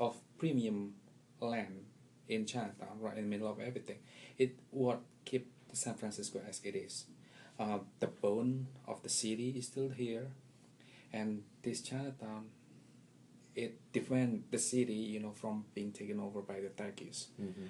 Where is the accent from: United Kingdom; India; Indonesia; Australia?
Indonesia; English is a second language; now in Washington, D.C., United States; That's the home for the past almost 17 years now. But I originally come from Indonesia, and yeah, I've been around different places